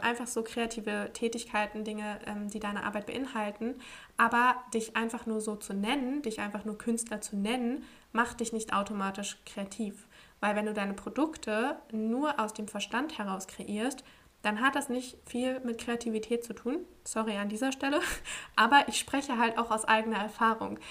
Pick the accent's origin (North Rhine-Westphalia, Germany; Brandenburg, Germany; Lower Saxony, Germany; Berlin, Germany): Lower Saxony, Germany; Braunschweig; moved away; also born or lived in Portugal; in meiner Heimat in Braunschweig